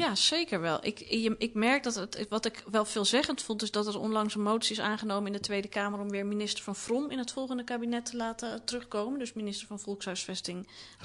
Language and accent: Dutch; Amsterdam, North Holland, Netherlands; Ik ben opgegroeid in de Watergaasmeer.